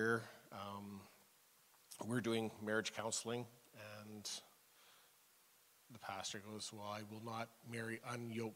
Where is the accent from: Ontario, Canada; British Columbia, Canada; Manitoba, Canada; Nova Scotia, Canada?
British Columbia, Canada; McBride; Growing up in McBride, I knew everybody there